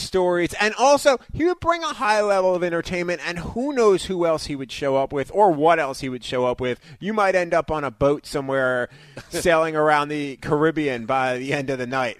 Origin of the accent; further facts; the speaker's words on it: New York, United States; moved away; also born or lived in Detroit; I grew up in New York